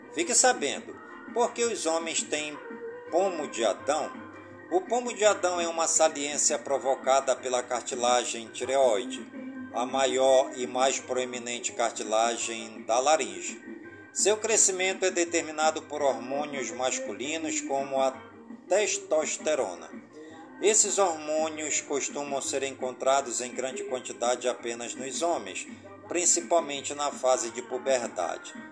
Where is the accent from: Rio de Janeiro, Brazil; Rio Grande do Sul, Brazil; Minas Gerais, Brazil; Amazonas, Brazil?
Amazonas, Brazil; Careiro da Várzea; as comunidades do Careiro, da Várzea, minha cidade natal